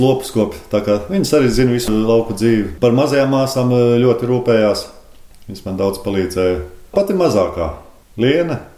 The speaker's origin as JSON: {"language": "Latvian", "region": "Kurzeme", "country": "Latvia", "also_born_or_lived": "Priekuļi Municipality, Latvia", "moved": "yes", "said": "pats esmu kurzemnieks"}